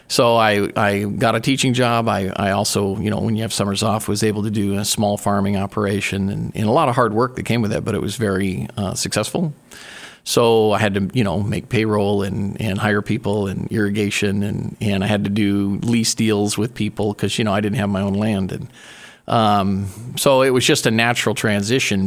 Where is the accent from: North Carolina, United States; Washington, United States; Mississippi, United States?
Washington, United States; Spokane; now in Oregon, United States; born and raised in Spokane, Washington